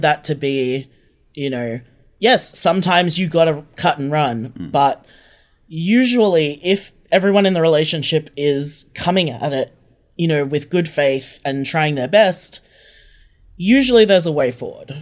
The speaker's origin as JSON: {"language": "English", "country": "Australia", "said": "we're all Australian writers"}